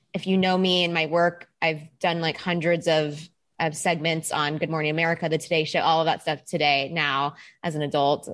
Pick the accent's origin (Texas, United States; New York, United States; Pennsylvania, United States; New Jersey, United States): Texas, United States; moved away; I am originally from Texas.